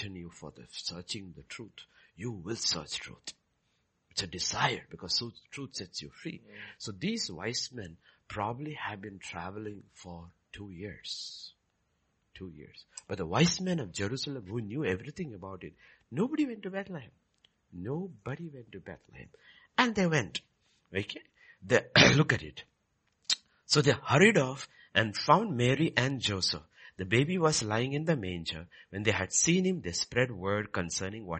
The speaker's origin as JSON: {"language": "English", "region": "Kerala", "country": "India", "moved": "yes", "said": "I am from Kerala"}